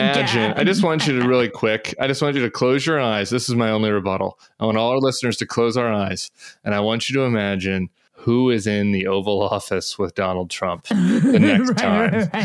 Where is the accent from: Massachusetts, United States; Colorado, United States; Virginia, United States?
Colorado, United States; I'm from Colorado